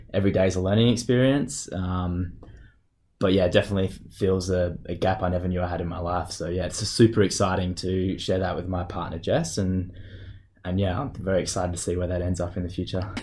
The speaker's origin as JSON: {"language": "English", "town": "Perth", "region": "Western Australia", "country": "Australia", "tie": "born or raised there", "moved": "as an adult", "lives_now": "Munich, Germany", "said": "I grew up in Perth with my family"}